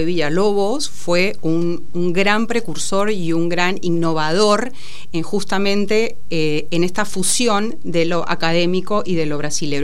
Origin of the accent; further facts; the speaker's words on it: Peru; moved away as an adult; also born or lived in Lima; now in Argentina; Yo soy peruana y me vine a los 19 años a perfeccionar en música clásica